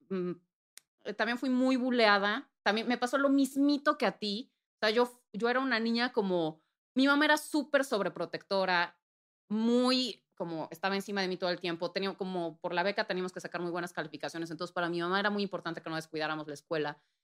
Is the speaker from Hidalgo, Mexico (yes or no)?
no; Puebla, Mexico; moved away as an adult; now in Mexico City, Mexico; pues crecí en, eh, Puebla, soy de Puebla, Puebla, Puebla